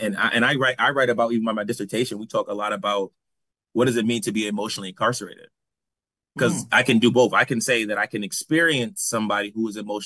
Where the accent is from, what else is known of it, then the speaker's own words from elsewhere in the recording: New Haven, Connecticut, United States; And so I just remember growing up in New Haven, and you would ask somebody, what does it mean to be Black?